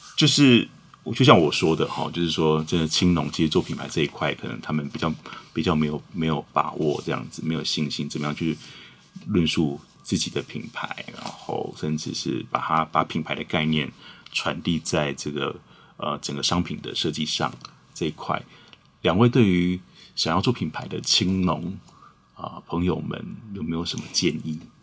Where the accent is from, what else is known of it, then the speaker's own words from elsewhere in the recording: Huatan, Changhua County, Taiwan; 我也是在花坛长大的